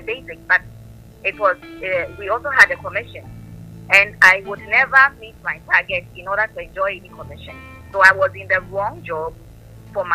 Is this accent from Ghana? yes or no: yes; Accra, Greater Accra, Ghana; I was born in Accra. I lived with my parents.